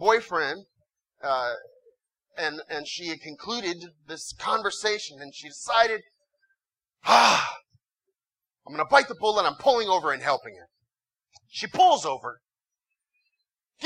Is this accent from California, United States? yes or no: yes; Southern California, United States; I come from Southern California